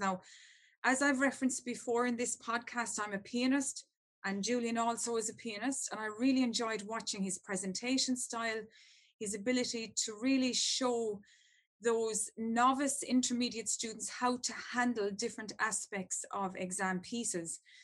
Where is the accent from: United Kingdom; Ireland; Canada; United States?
Ireland; I'm from Ireland and we're great storytellers and we love a story.